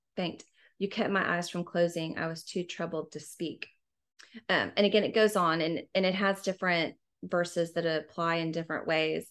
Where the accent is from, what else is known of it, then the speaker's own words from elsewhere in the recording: Houston, Texas, United States; also born or lived in Washington, D.C. / Austin; I'm from Houston originally, also, just like you. Um, I went to St. Agnes Academy